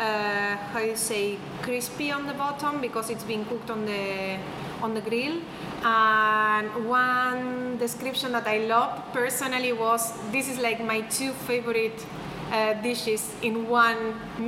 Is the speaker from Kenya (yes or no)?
no; Argentina; moved away as an adult; also born or lived in Mallorca, Spain; now in Killarney, Ireland; we grew up in Argentina in our case in the 80s, let's say, and 90s